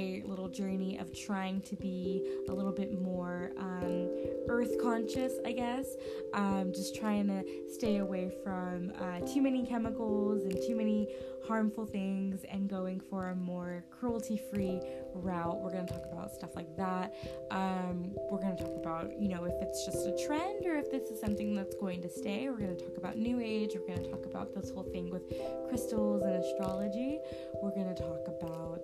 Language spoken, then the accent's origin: English; Southern California, United States; moved away as an adult; also born or lived in Washington State; now in Washington, United States; I was born and raised in Southern California